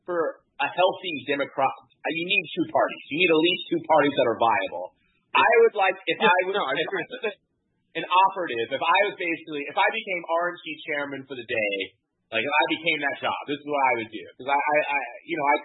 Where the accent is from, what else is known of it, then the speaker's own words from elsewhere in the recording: Florida, United States; as a Floridian